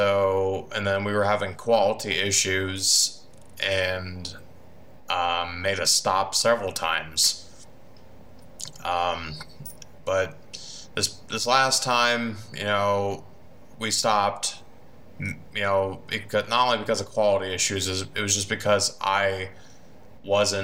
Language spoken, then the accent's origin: English; Van Wert, Ohio, United States; I am from Vanwart, Ohio. I've basically lived here all my life, pretty much.